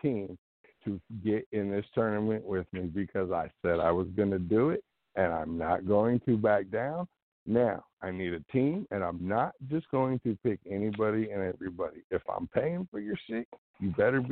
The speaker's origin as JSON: {"language": "English", "region": "Illinois", "country": "United States", "also_born_or_lived": "Missouri (small town east of Kansas City)", "moved": "yes", "lives_now": "near Kansas City, United States", "said": "I live in, a little small town, about 45 minutes east of KC, originally from Illinois"}